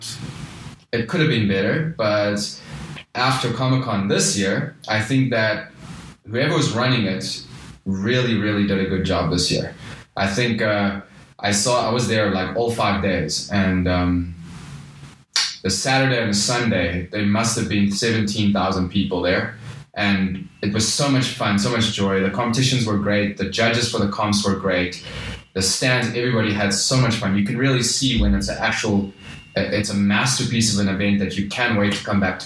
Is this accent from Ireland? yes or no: no; South Africa; I am South African